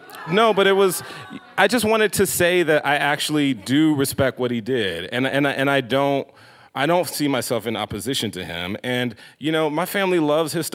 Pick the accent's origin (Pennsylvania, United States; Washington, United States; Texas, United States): Texas, United States; Houston; moved away; also born or lived in Los Angeles; I'm from Houston, Texas.